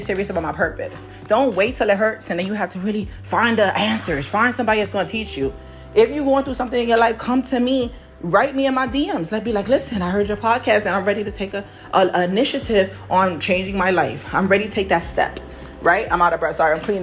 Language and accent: English; New York City, New York, United States; I'm from Harlem, New York.